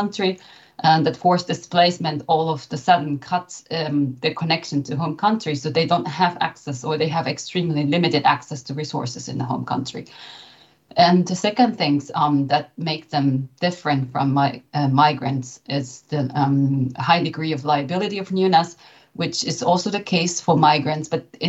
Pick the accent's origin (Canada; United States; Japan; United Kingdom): Japan; now in Germany; So I came from Japan, and I've been living in Germany for nearly 15 years.